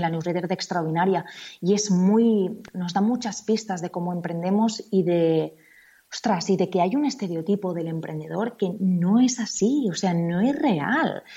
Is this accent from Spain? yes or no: yes; Spain; En Estados Unidos tú eres una Spaniard